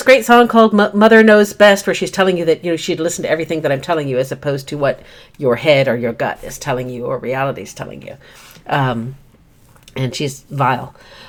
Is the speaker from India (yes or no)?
no; United Kingdom; And I grew up overseas in Britain and its ex-colonies. And so I watched a lot of British television as a youngster